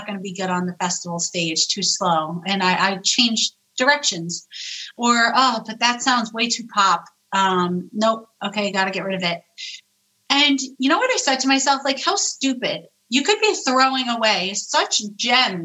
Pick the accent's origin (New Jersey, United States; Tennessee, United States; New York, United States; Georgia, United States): New York, United States; I'm Italian. I'm a New Yorker.